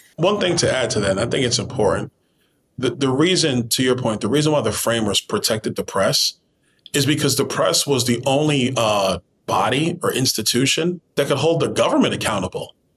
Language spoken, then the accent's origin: English; New York City, New York, United States; I grew up in Brooklyn, New York